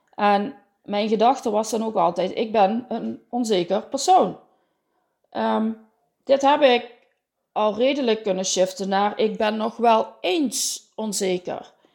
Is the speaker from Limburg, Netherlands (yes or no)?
yes; Limburg, Netherlands; accent: Limburg; Je hoort het aan mijn accent. Ik woon in het zonnige zuiden, in het midden van Limburg tussen Venlo en Roermond.